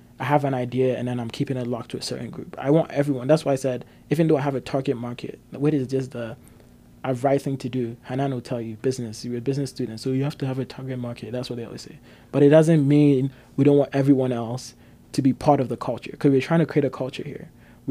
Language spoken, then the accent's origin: English; Ghana; moved away as an adult; now in Canada; I grew up in Ghana